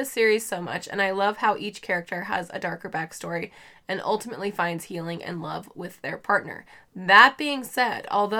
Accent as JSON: {"language": "English", "country": "Australia", "said": "I'm Australian, so the cursing barely registered for me."}